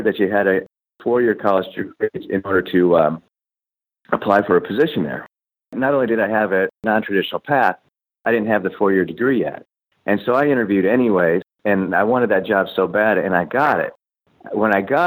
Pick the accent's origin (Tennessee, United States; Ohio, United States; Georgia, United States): Ohio, United States; Cleveland; I grew up in Cleveland